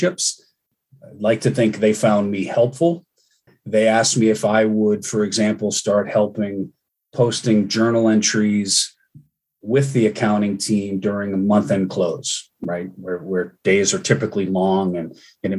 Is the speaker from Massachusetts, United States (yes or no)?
yes; Cambridge, Massachusetts, United States; I grew up in Cambridge